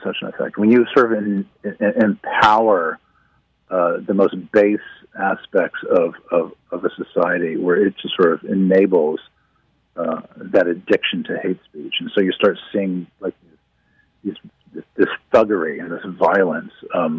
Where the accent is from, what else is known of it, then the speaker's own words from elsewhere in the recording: United States; moved away as an adult; now in England, United Kingdom; I'm an American citizen, and I have a lot of respect for this country of England, and so it's an honor to sort of just live here